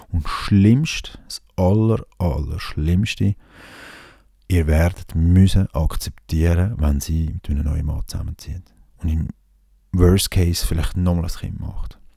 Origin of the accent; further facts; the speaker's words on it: Switzerland; wenn man als Schweizer da eins auf, auf Ding macht